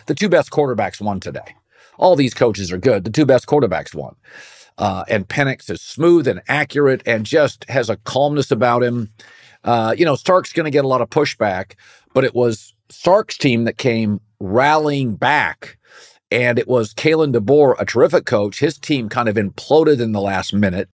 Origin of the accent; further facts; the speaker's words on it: Pacific Northwest, United States; I grew up in the Pacific Northwest, been a Husky fan forever